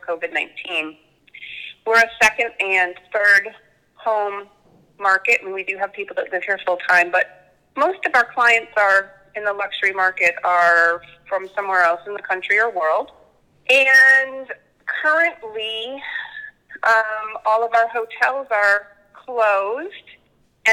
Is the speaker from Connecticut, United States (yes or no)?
yes; Connecticut, United States; moved away; I'm actually from the Northeast in Connecticut, right outside of New York City.